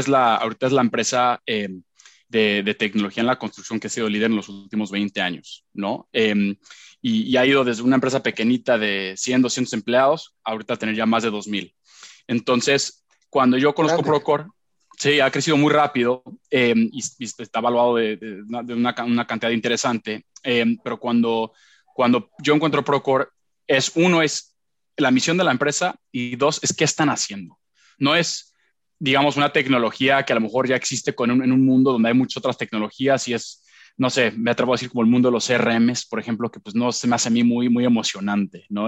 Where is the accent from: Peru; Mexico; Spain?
Mexico; Puebla; also born or lived in Miami / Long Island, New York; yo soy de Puebla